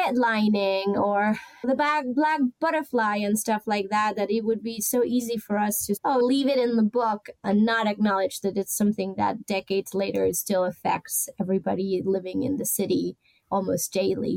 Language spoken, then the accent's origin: English; Rosario, Santa Fe, Argentina; also born or lived in Barcelona, Spain; now in Baltimore, United States; my city, my hometown, Rosario